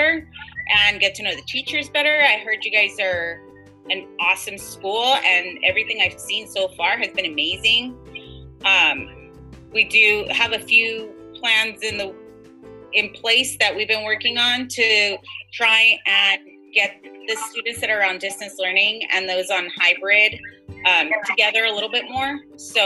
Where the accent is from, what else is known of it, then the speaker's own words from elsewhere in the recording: Tecate, Baja California, Mexico; moved away; I was born in Tecate, Mexico